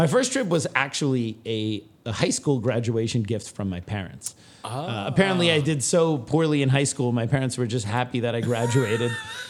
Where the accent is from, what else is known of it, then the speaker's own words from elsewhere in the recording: New Jersey, United States; also born or lived in Los Angeles / Seattle / Germany; now in Queens, United States; You know, I was born in LA. I grew up in Jersey. I went to high school in Seattle. I lived in Germany.